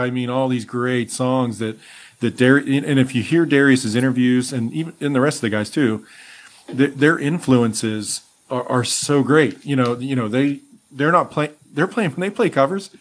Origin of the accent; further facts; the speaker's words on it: Altoona, Pennsylvania, United States; my hometown of Altoona, Pennsylvania